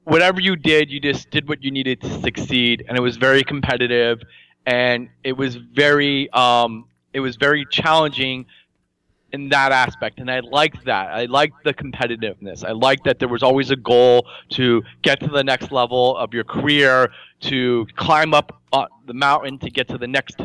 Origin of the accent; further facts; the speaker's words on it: New Jersey, United States; growing up in New Jersey